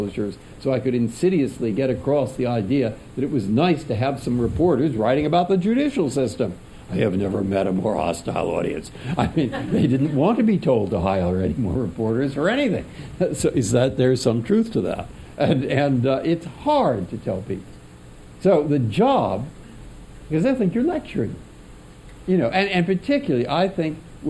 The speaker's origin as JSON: {"language": "English", "town": "San Francisco", "region": "California", "country": "United States", "tie": "born or raised there", "also_born_or_lived": "Cambridge, Massachusetts", "moved": "as an adult", "said": "it's high school, and it's growing up in San Francisco"}